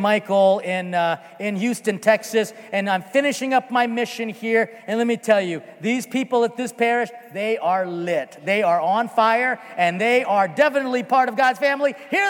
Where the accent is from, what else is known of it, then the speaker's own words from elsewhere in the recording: Philippines; because we started late because, again, I am Filipino.